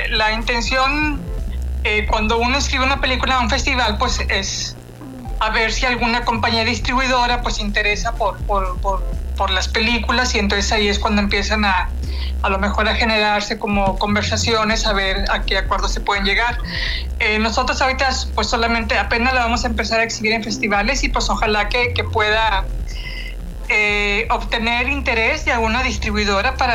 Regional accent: Coahuila, Mexico; also born or lived in Nuevo León; yo también soy originaria de Coahuila.

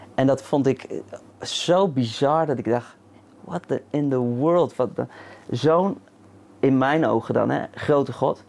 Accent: The Hague, South Holland, Netherlands; moved away as an adult; Ja, in Den Haag. Ja, dus Mijn eerste 23 jaar, misschien kan je het een beetje horen

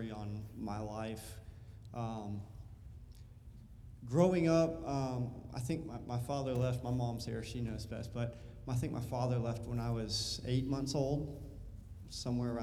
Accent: United States; I'm an American. That's just who I am. I'm just American.

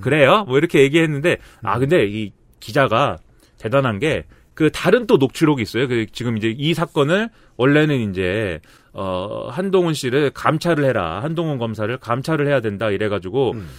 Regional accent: Suwon, Gyeonggi Province, South Korea; 내 고향 수원에서도

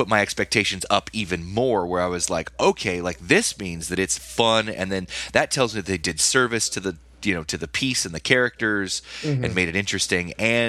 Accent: California, United States; Growing up near Universal as a kid, like you know, and being a film kid

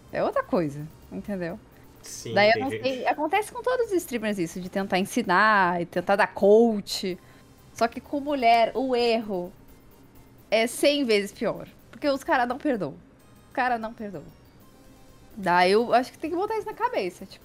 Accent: Brazil

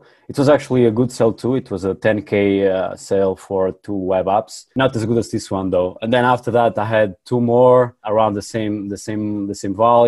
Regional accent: Porto, Norte, Portugal; I'm from Portugal. Yeah, in the north, in the second city, Porto

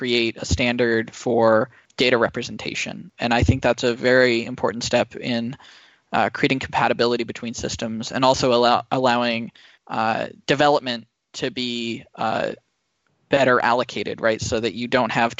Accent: Silicon Valley, California, United States; growing up in Silicon Valley

